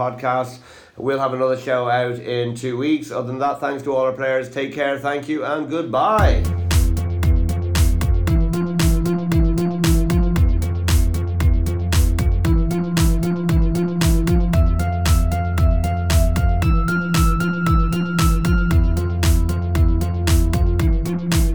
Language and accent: English; Ireland; Because I'm from Ireland